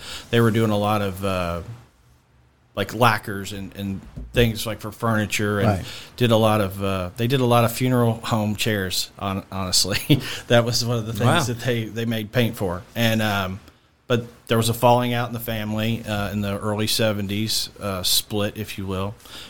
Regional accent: Louisville, Kentucky, United States; I'm a guy from Louisville.

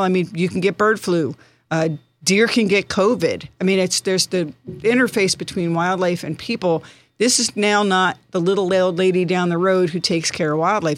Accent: Bucks County, Pennsylvania, United States; moved away as an adult; now in Poconos, United States; Originally from Bucks County, uh, graduated from Neshaminy High School

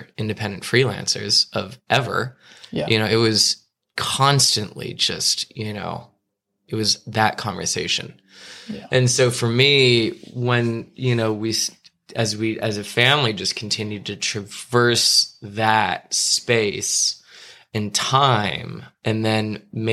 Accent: Los Angeles, California, United States; also born or lived in New York; growing up in Los Angeles, you know, going to Beverly Hills High School

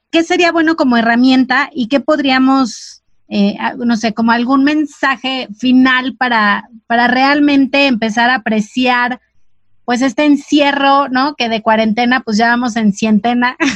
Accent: Mexico City, Mexico; Soy chilanga también.

